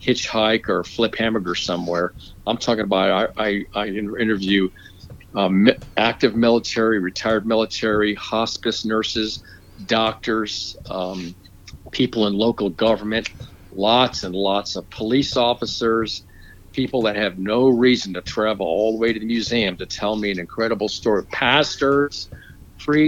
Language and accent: English; Florida, United States; moved away as an adult; now in Georgia, United States; When I grew up in Florida, come from a Christian background.